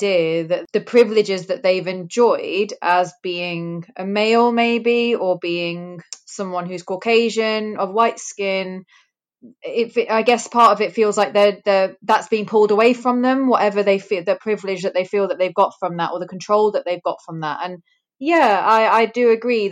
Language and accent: English; Greater Manchester, North West England, United Kingdom; I'm first generation in the UK. My parents were immigrants. My dad is from Africa. My mum is from India. They had a very, very traditional arranged marriage. So I was born in Greater Manchester